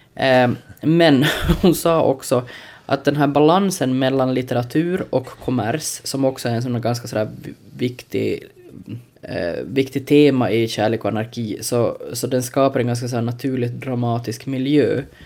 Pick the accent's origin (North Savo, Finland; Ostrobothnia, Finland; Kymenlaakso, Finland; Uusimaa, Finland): Ostrobothnia, Finland; jag trots allt är en sån här osäker men stursk österbottning